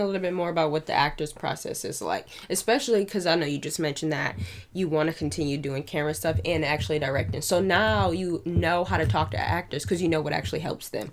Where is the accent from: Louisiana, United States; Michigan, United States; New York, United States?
New York, United States; Niagara Falls; now in Buffalo, United States; I'm not from Buffalo. I'm from Niagara Falls